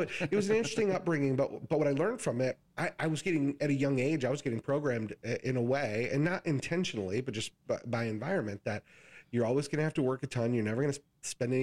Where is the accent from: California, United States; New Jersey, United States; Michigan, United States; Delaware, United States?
Michigan, United States; West; I grew up in West Michigan, but nobody in my family had any education